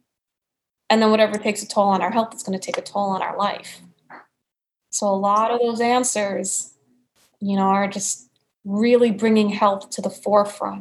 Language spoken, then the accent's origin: English; New York, United States; accent: New York; So I've kept my New York accent all these years